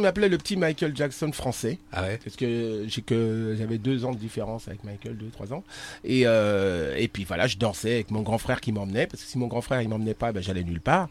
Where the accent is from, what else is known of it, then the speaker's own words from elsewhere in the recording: Argenteuil, Île-de-France, France; la banlieue parisienne, euh, Argenteuil. 95. Euh, on habitait là-bas